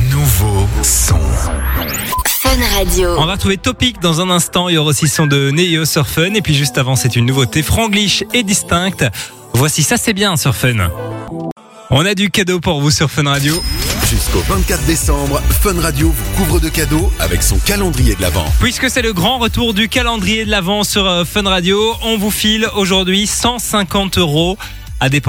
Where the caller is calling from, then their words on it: Gilly, Wallonia, Belgium; je suis de Gilly, dans la région de Charleroi.